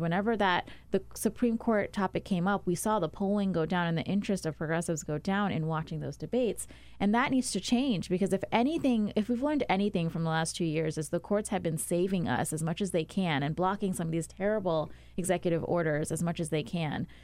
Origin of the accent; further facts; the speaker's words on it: Maryland, United States; I'm from Maryland